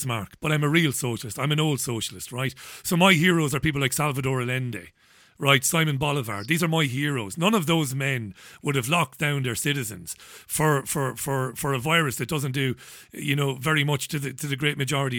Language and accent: English; Ireland; as an Irishman, I'm an Irish Republican